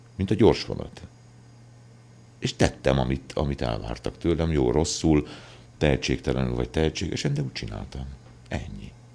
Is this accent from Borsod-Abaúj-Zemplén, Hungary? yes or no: no; Kömlő, Heves, Hungary; also born or lived in Szolnok / Eger; Születtem falun Kömlőn, ez egy Heves megyei kis, ö, község.